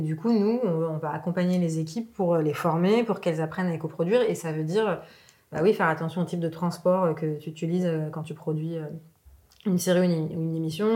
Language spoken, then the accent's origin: French; Lebanon; now in France; je suis née au Liban